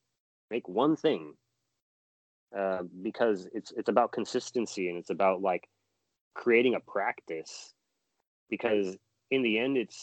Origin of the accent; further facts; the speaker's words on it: Long Beach, California, United States; also born or lived in Oakland, California; I grew up in Long Beach